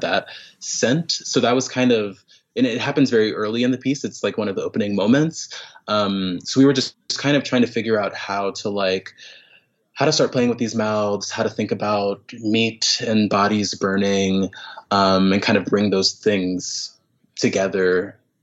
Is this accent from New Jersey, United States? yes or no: no; Raleigh, North Carolina, United States; now in New York City, United States; I grew up in North Carolina, um, in Raleigh, North Carolina